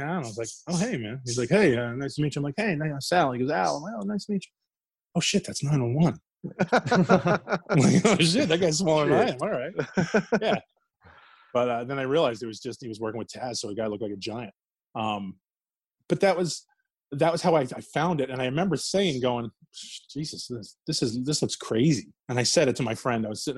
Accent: New Jersey, United States; So that's, again, that was another huge part of growing up in Jersey now. There was a place called Route 1 Flea Market, and Headhunters, no longer available.

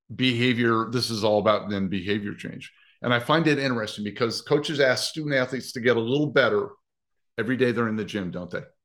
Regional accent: Nebraska, United States; I grew up in Nebraska.

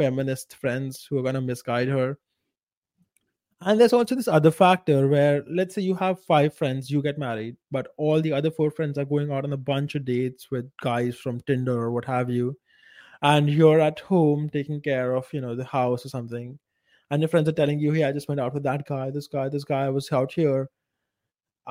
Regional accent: India; moved away; a small village in India, in my hometown, and that entire place, my entire culture is extremely conservative, even by Indian standards

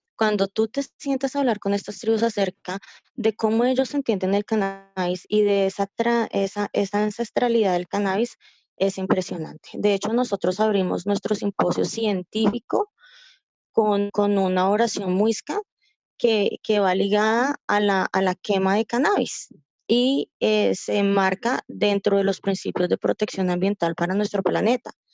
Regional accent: Colombia; soy colombiana

